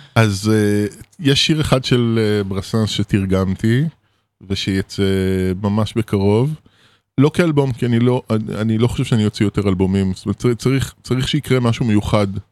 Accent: Israel; Hebrew is a second language; also born or lived in Paris, France; גדלנו בקיבוץ

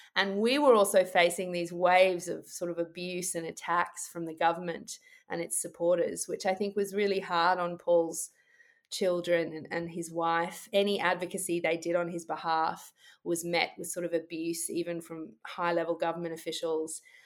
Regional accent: Australia; I, as an Australian lawyer

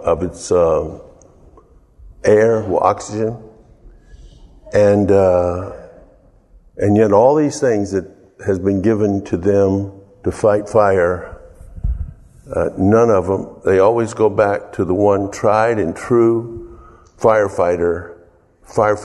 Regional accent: the South, United States; moved away; I'm from the South

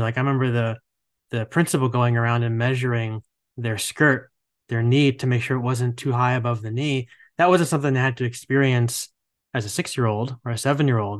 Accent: New Jersey, United States; now in Charlotte, United States; I grew up in New Jersey and, like, right outside of New York City

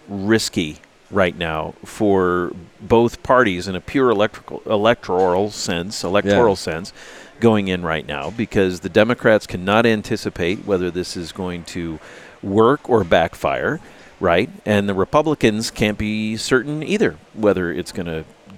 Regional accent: United States; I'm an American

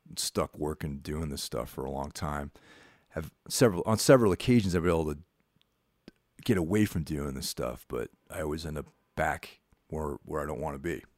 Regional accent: Carmel, New York, United States; when I was growing up in Carmel, New York, which is, like, this small, one-horse town

